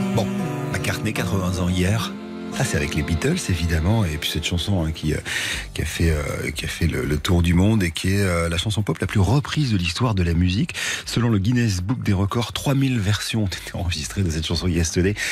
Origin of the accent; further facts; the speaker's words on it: France; chez nous en France